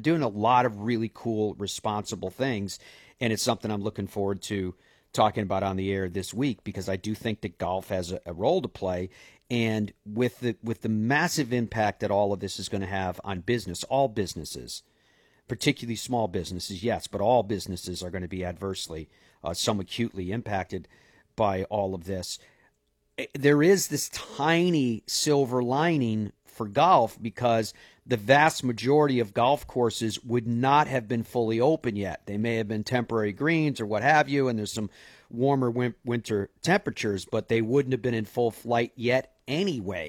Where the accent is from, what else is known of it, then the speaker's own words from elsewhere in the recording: Ireland; moved away; I'm Irish